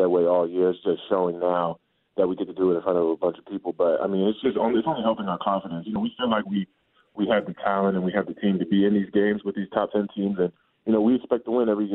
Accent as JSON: {"language": "English", "town": "Sacramento", "region": "California", "country": "United States", "tie": "born or raised there", "also_born_or_lived": "Atlanta, Georgia / Virginia", "moved": "yes", "said": "When he got traded to Sacramento, that's when I grew up"}